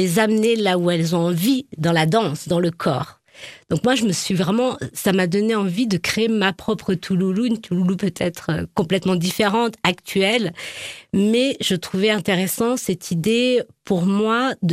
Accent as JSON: {"language": "French", "region": "Nouvelle-Aquitaine", "country": "France", "tie": "born there", "said": "Ben je suis née en Charente"}